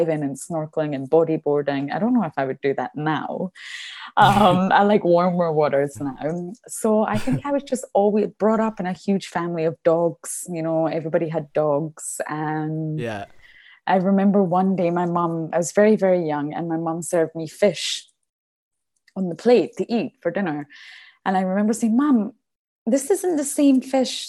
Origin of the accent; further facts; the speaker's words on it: Edinburgh, Scotland, United Kingdom; I'm from Edinburgh, but I mean 20 minutes from my house is the beach